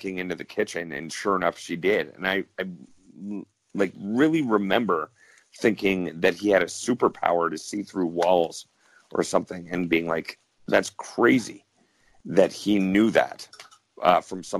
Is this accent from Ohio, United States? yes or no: yes; Cleveland, Ohio, United States; moved away as an adult; now in Canada; I grew up in Cleveland, Ohio, and I was born to a Canadian mother and an American father. And after high school, I moved to Canada, and now I live up in Canada